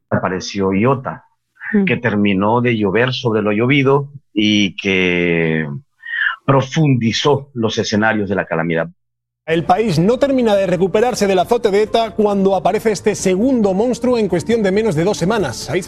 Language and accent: Spanish; El Salvador; yo soy salvadoreño, yo vivo en Centroamérica